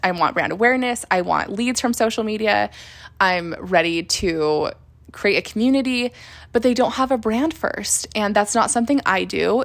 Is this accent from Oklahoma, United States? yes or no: no; Utah, United States; now in Las Vegas, United States; I'm from Utah. I live in Las Vegas